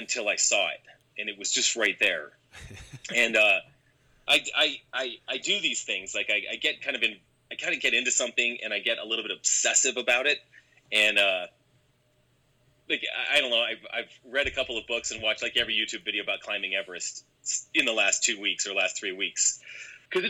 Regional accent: Colorado, United States; I grew up in Colorado. I'm a native of Colorado, so I've always been here.

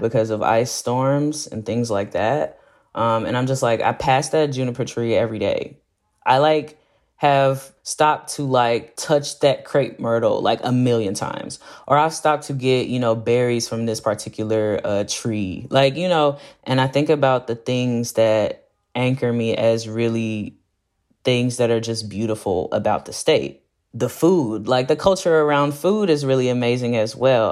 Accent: Fort Worth, Texas, United States; moved away as an adult; now in Austin, United States; I'm specifically from the east side of Fort Worth, Texas. In the Stop Six area, a historically black neighborhood

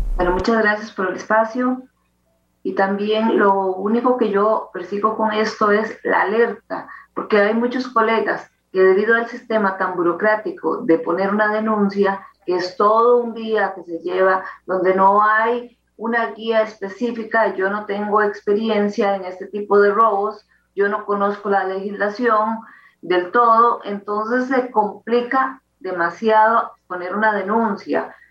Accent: Costa Rica; somos costarricenses que nos ganamos el día a día

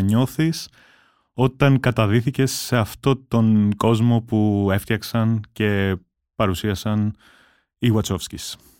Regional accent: Rhodes, South Aegean, Greece; εγώ μεγάλωσα στη Ρόδο

